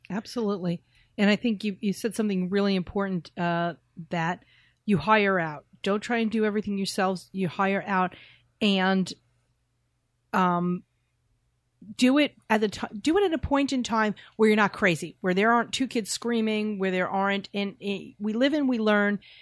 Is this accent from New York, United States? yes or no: yes; New York, United States; we're from New York